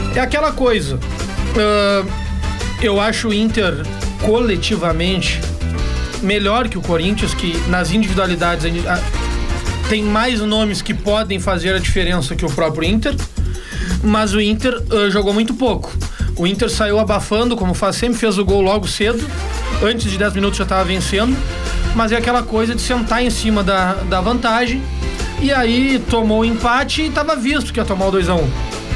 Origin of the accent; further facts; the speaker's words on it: Pedro Osório, Rio Grande do Sul, Brazil; lá da minha cidade, Pedro Osório